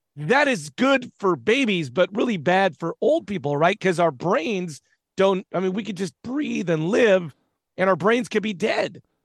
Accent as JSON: {"language": "English", "region": "Southern California", "country": "United States", "said": "I'm from Southern California"}